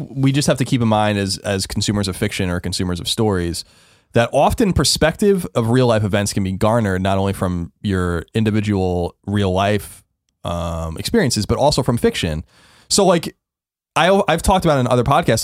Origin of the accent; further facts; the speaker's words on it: New York, United States; moved away; also born or lived in San Francisco; growing up in New York